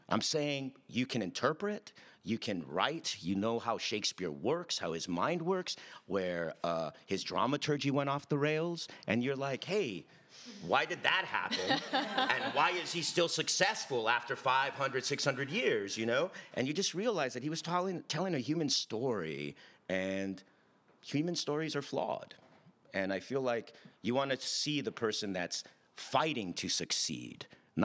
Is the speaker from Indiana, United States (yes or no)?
no; Commerce, California, United States; Yeah, I grew up in the City of Commerce, right outside East Los Angeles.